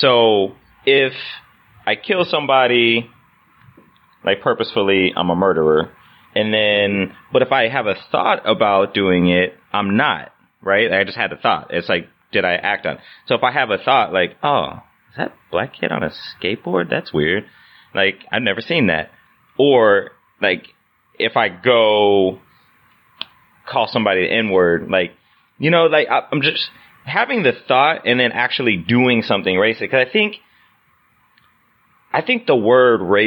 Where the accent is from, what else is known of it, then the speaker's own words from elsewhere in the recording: Indiana, United States; moved away; I grew up in Indiana